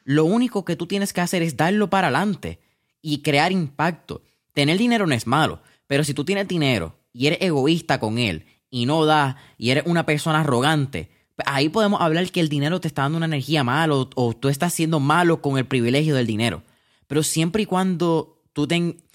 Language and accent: Spanish; Puerto Rico; nosotros quizás como puertorriqueños tenemos una, ah, una cultura bastante interesante